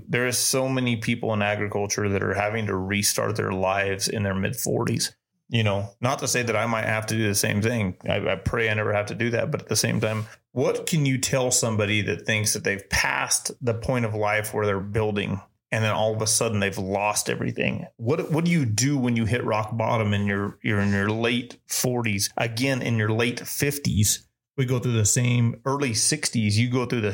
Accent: Spring City, Tennessee, United States; growing up in Tennessee, growing up in Spring City, Tennessee

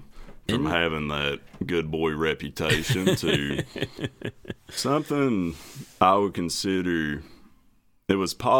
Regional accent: Martin County, Eastern Kentucky, United States; accent: thick accent; moved away as an adult; also born or lived in Alabama; So, born and bred, raised Eastern Kentucky.

